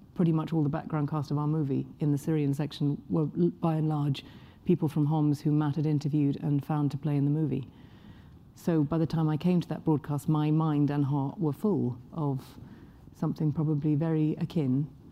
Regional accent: England, United Kingdom; I'm English

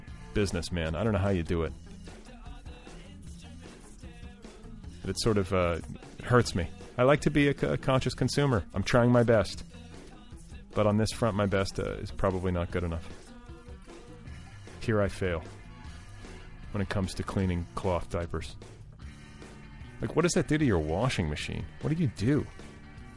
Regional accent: Indiana, Wisconsin, Midwest, United States; moved away; I grew up in Indiana, in Wisconsin

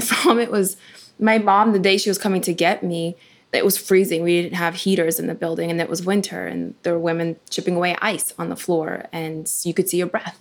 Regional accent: Ukraine; now in United States; when I was born in Ukraine

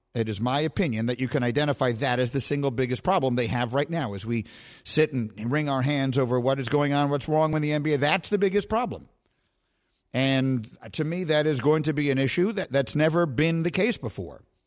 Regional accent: New York City, New York, United States; I grew up on LaGuardia Place and Bleecker Street

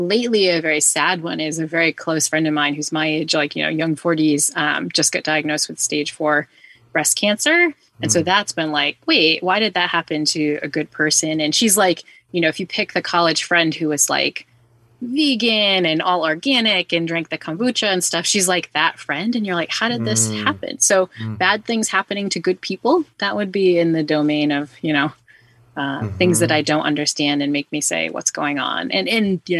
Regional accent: New Bedford, Massachusetts, United States; I grew up in New Bedford, Massachusetts.

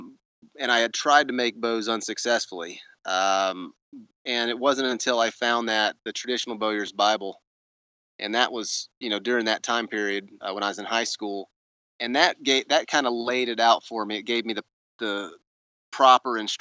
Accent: Northwest Florida, United States; I grew up on a ranch in Northwest Florida

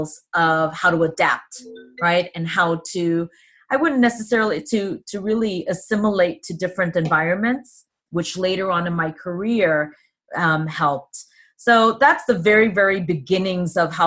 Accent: New York City, New York, United States; also born or lived in Hong Kong; I grew up in New York City and in the U.S. And I grew up in El Barrio.

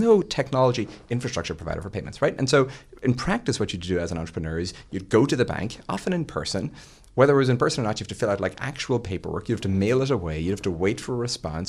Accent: Ireland; moved away; when I was growing up in Ireland

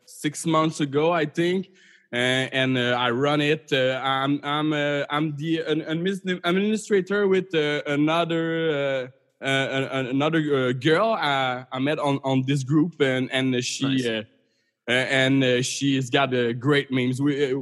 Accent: Canada; as a Canadian, I'm not as much relating to being at war

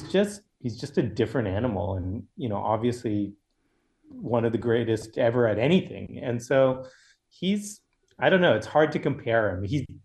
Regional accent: Boston, Massachusetts, United States; moved away as an adult; No, I grew up in Massachusetts.

